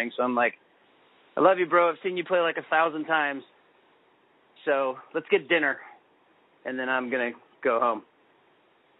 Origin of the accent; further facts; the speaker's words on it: Kansas City, Missouri, United States; moved away as an adult; now in Lawrence, United States; I grew up in Kansas City, which is, you know, 45 minutes away from Lawrence. I moved to Lawrence in 2000 when we got married.